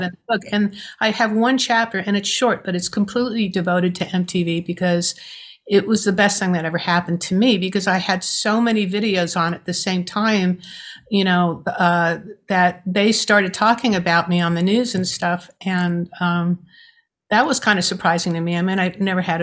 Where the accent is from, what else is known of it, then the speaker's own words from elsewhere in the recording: New York, United States; I'm a New Yorker.